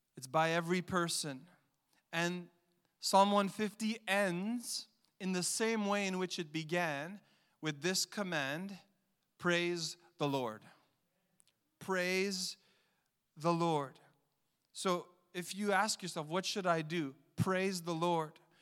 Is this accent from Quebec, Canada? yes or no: yes; Montreal, Quebec, Canada; I grew up in Montreal